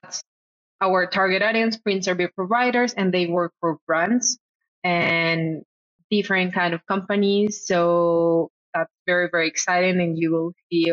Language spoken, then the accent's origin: English; Colombia; I'm from Colombia, and I'm based in Bogota